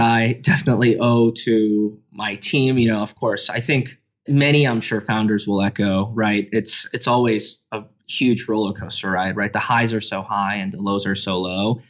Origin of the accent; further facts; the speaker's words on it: Canada; middle school growing up in Canada